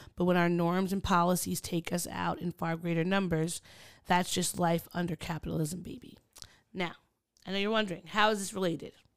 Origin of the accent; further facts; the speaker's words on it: United States; as an American or a New Yorker or someone from the D M V